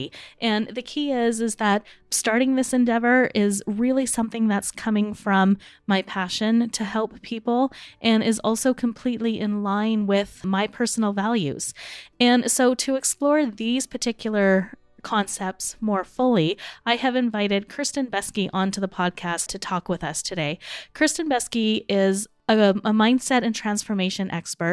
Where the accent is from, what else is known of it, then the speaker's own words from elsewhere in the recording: Spruce Grove, Alberta, Canada; I've decided to open up a chapter here in my hometown of Spruce Grove